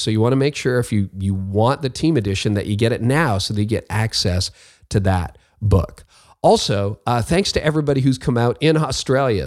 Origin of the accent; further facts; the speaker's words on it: Canada; I'm a Canadian